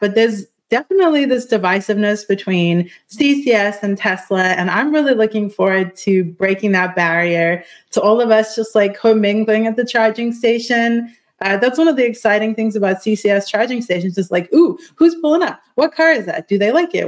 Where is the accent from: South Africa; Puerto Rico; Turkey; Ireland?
South Africa; I'm South African